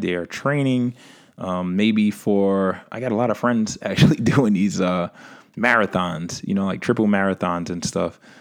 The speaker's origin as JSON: {"language": "English", "town": "New York City", "region": "New York", "country": "United States", "tie": "born or raised there", "said": "my hometown, New York City, right? Where we have a variation of weather"}